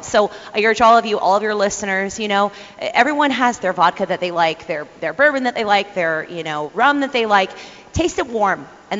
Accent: Ohio, United States; I'm from Ohio

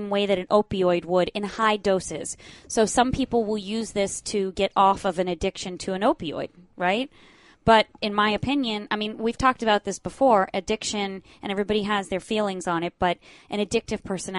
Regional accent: Florida, United States; I lived in Florida my whole life

